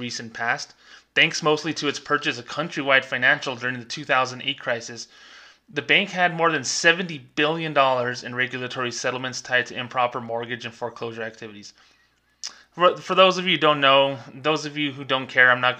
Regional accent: Las Cruces, New Mexico, United States; Las Cruces, New Mexico, where I worked, my hometown

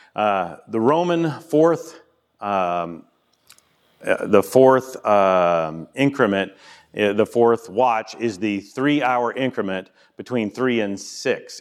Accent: the South, United States; I'm from the South

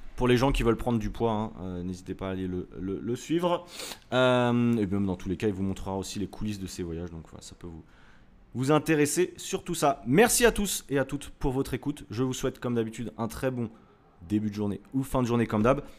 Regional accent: France; on est français

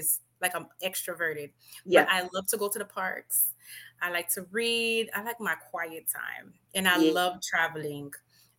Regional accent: Miami, Florida, United States; also born or lived in Haiti (ancestry); I was born in Miami, but I do have a Haitian background. So I'm bilingual

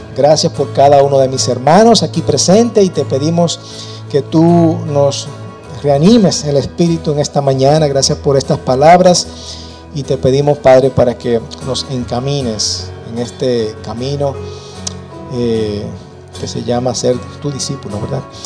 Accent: Dominican Republic; Nosotros como dominicanos, venimos de la cultura

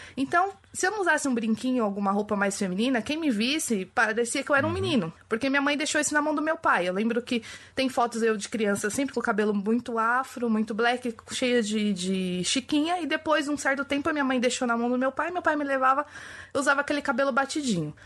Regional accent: São Paulo, Brazil; nascida e criada na periferia de Pirituba, zona oeste de São Paulo. Hoje eu moro na zona leste

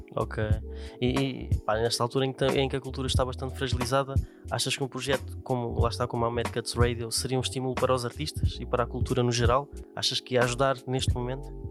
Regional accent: Vila Franca de Xira, Lisbon, Portugal; eu sou aqui da zona do Raptor

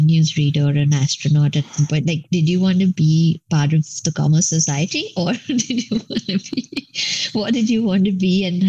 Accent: Mumbai, Maharashtra, India; I'm saying y'all a lot, like I'm from Bombay

